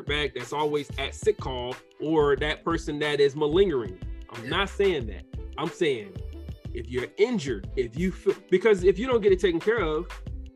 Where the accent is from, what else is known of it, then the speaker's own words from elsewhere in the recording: the South, United States; I'm from the South